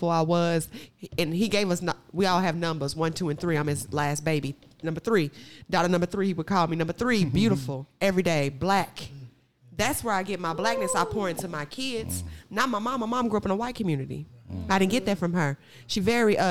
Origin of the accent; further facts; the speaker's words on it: Boley, Oklahoma, United States; I grew up in Boley, Oklahoma